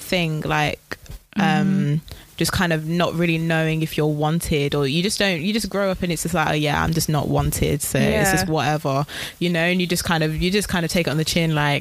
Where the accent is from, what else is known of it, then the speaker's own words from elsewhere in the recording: Wolverhampton, West Midlands, United Kingdom; I'm from Wolverhampton